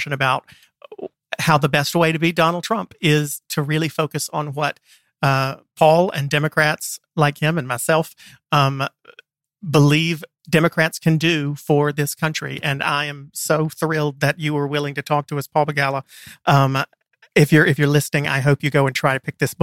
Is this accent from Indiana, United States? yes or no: no; the Triangle, North Carolina, United States; I grew up in the Triangle